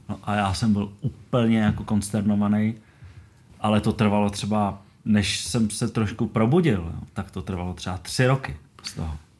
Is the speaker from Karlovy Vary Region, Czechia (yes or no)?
no; Kadaň, Ústí nad Labem Region, Czechia; já jsem z Karaně a jezdil jsem do Chomutova